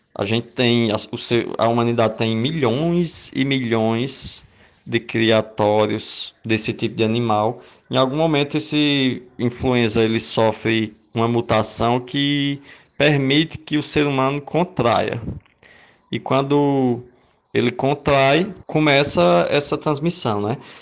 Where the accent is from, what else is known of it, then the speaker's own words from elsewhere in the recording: Limoeiro do Norte, Ceará, Brazil; moved away as an adult; now in Rio Grande do Norte, Brazil; eu sou cearense do interior de uma cidade chamada Limoeiro do Norte